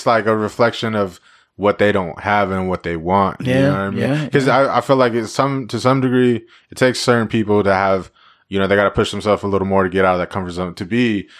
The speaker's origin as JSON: {"language": "English", "town": "Yakima", "region": "Washington", "country": "United States", "tie": "born or raised there", "said": "growing up here, I used to say the same things about Yakima."}